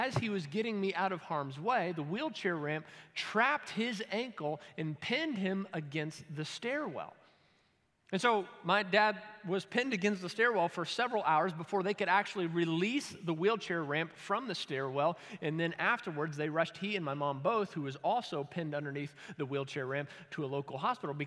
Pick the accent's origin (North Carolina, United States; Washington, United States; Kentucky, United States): Kentucky, United States; I'm from Kentucky